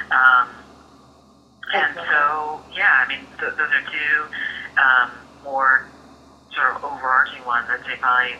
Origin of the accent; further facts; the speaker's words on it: Ann Arbor, Michigan, United States; also born or lived in Troy, Michigan / Lansing, Michigan / East Lansing, Michigan; now in New York, United States; I grew up in Ann Arbor, Michigan.